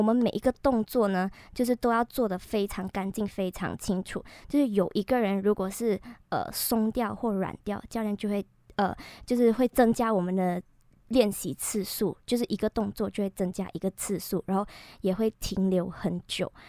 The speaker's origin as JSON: {"language": "Chinese", "country": "Malaysia", "moved": "as an adult", "lives_now": "Taiwan", "said": "我是马来西亚人。"}